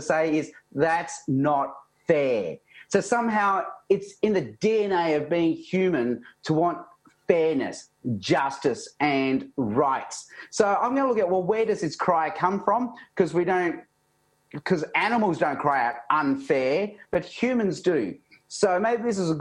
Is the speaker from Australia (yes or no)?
yes; Sydney, New South Wales, Australia; also born or lived in Hong Kong / Darwin / Adelaide; was born in Hong Kong, but as a baby, my parents moved to Australia. We spent 2 years in Darwin. Back then, that was the only way you can get into Australia, through Darwin. There was the White Australia policy back then. Then 6 years in Adelaide, and almost the rest of my life in Sydney